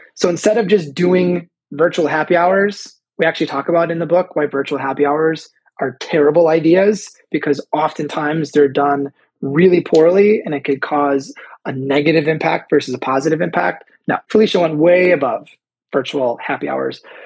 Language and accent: English; Chicago, Illinois, United States; I'm also from Chicago